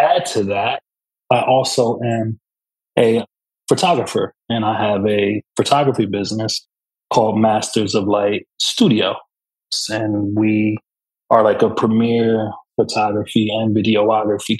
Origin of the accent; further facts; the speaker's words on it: Camden, New Jersey, United States; I am from Camden, New Jersey